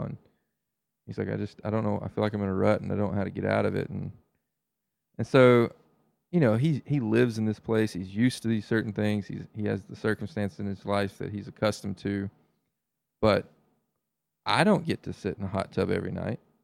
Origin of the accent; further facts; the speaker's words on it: the South, United States; As a Southerner